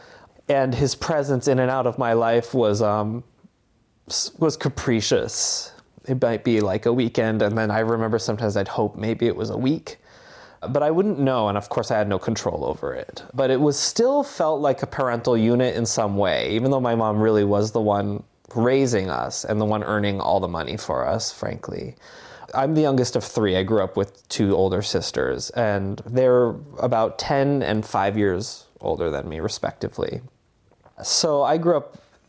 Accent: Barre, Vermont, United States; I grew up in Barrie, Vermont

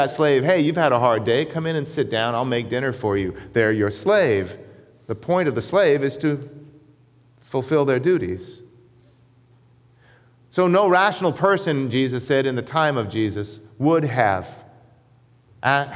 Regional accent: United States; though I was born in America, my ancestry comes from another land. It comes from the United Kingdom, from Scotland

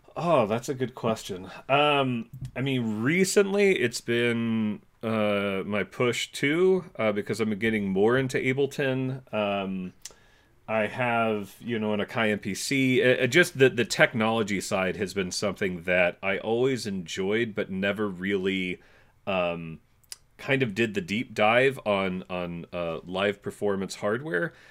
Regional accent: California, United States; moved away as an adult; also born or lived in New York City / Montclair, New Jersey; now in New Jersey, United States; I grew up in California

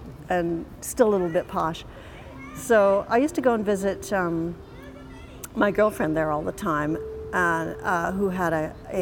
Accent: Canada; I'm a Canadian citizen and I never thought of living anywhere but Canada

